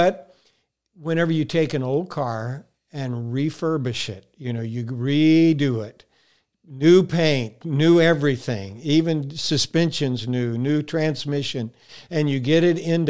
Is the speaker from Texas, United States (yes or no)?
yes; Texas, United States; born there; I was born in Texas, so you got to remember I have a combination of accent, brother.